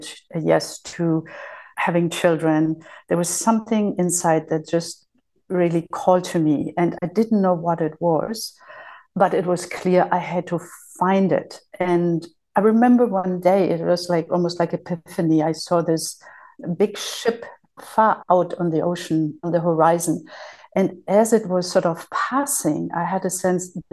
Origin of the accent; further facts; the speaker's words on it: Germany; moved away as an adult; also born or lived in Spain / Lanzarote, Spain; So I had been born and raised in Germany